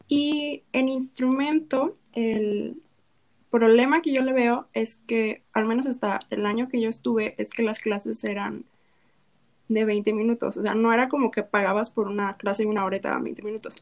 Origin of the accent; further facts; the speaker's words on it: La Paz, Baja California Sur, Mexico; moved away as an adult; now in Guadalajara, Mexico; yo soy Baja California